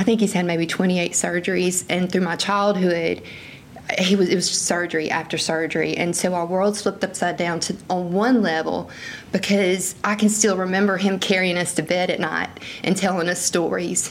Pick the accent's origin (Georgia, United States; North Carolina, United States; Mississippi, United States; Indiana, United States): Mississippi, United States; Sand Hill; I was raised in Greene County, Mississippi